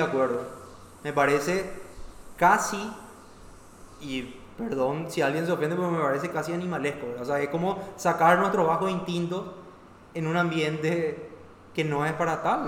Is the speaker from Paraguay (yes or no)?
yes; Paraguay; yo no soy menos paraguayo